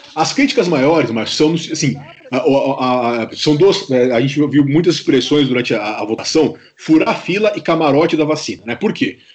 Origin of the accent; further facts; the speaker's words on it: Brazil; nós, nós como brasileiros